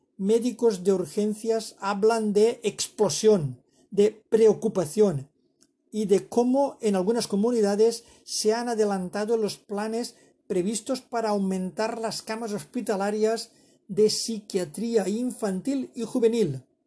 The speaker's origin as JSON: {"language": "Spanish", "country": "Spain", "said": "yo como español"}